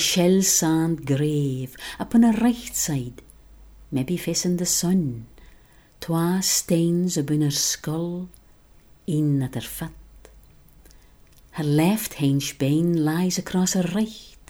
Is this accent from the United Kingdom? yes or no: yes; Shetland, Scotland, United Kingdom; first language Shetlandic; English is a second language; I was born and brought up in Shetland